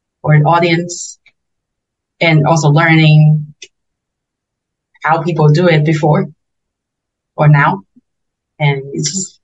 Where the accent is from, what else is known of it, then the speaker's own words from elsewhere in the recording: Taiwan; English is a second language; moved away as an adult; also born or lived in United States; I also miss my hometown